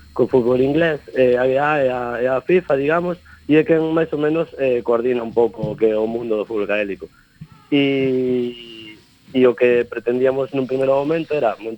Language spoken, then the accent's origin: Galician; Ourense, Galicia, Spain; also born or lived in Vigo; xa me viño para a miña cidade que son de Ourense.